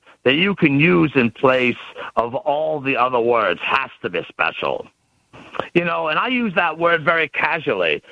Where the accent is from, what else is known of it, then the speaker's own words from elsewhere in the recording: Pennsylvania, United States; I put myself out there as the ultimate example of a Pennsylvanian.